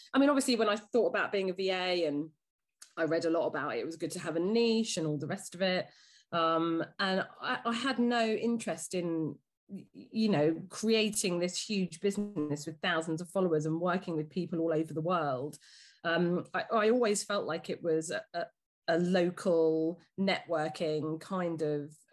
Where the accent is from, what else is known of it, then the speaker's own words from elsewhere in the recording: Dorking, South East England, United Kingdom; also born or lived in London; I grew up in Dorking. My dad was a police officer here